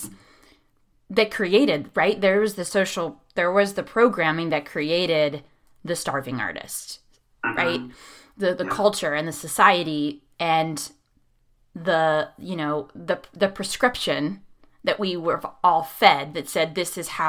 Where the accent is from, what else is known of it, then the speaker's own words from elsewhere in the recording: Pittsburgh, Pennsylvania, United States; I'm from Pittsburgh